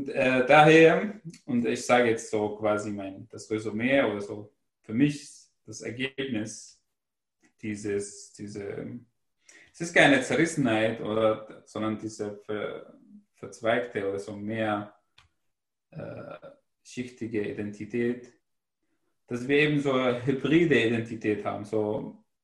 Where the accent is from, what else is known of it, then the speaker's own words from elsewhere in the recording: Syria; first language Arabic; German is a second language; now in Germany; wir sind in Syrien geboren und wir sind aus Syrien und wir haben Arabisch gelernt, wir sind dort sozialisiert und das hat uns eingeprägt.